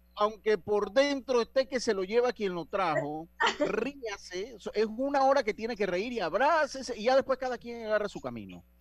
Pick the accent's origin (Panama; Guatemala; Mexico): Panama; yo soy de Panamá